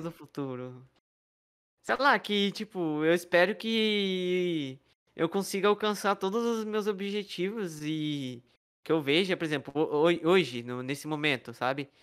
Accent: São Paulo, Brazil; now in Minas Gerais, Brazil; Nasci em São Paulo, cresci em São Paulo

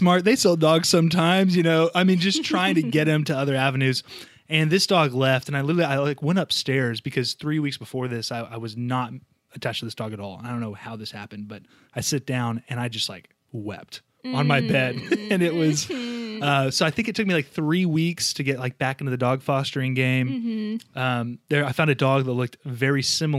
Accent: Dallas, Texas, United States; moved away as an adult; also born or lived in Oklahoma; now in Memphis, United States; I'm 32 years old from Dallas, Texas

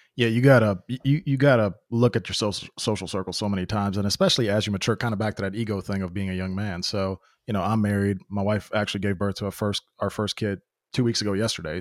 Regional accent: Memphis, Tennessee, United States; now in Nashville, United States; I came to the States when I was ten years old, so I've been in just different communities, obviously just my immigrant community, then the different immigrant communities in that, growing up in North Memphis

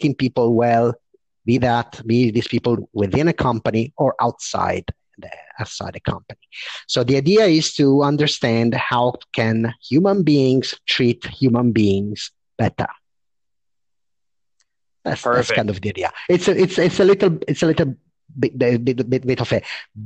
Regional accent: Italy; moved away as an adult; also born or lived in London, United Kingdom / Paris, France; came back to my country, which is Italy. I'm speaking from Milan now

